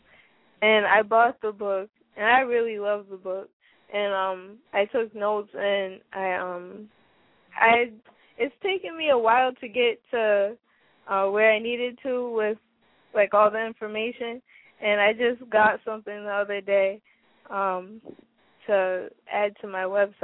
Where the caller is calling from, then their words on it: Springfield, Massachusetts, United States; I'm calling from Springfield, Massachusetts